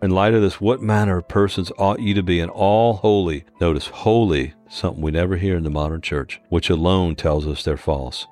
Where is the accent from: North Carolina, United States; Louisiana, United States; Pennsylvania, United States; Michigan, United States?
Louisiana, United States; New Orleans; moved away; I was born and raised in New Orleans